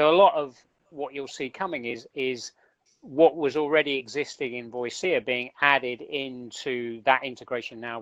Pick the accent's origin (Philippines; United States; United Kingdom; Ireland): United Kingdom; accent: southern; my southern accent